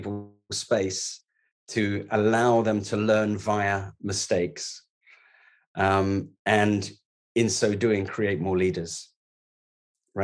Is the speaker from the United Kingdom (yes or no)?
yes; London, United Kingdom; I was born in the East End. I left school at 16, didn't go to university.